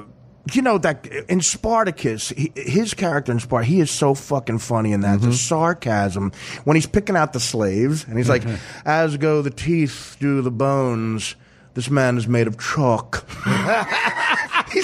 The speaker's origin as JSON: {"language": "English", "region": "Georgia", "country": "United States", "said": "I'm from North Georgia."}